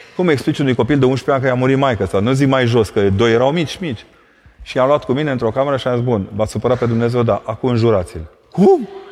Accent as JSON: {"language": "Romanian", "town": "Brașov", "region": "Brașov County", "country": "Romania", "also_born_or_lived": "Vâlcea County", "said": "eu sunt brașovean, la mine când te uitai spre munți"}